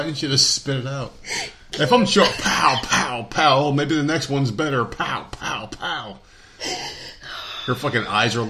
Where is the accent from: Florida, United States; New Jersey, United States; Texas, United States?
New Jersey, United States; You said I'm from Jersey, right? And obviously. You know, we talk about that a lot in the show. People from Jersey are fucking loud when you get us all in the room together.